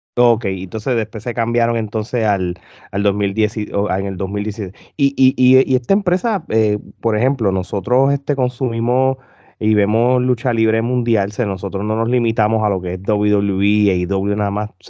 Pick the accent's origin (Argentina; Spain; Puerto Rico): Puerto Rico; somos tres puertorriqueños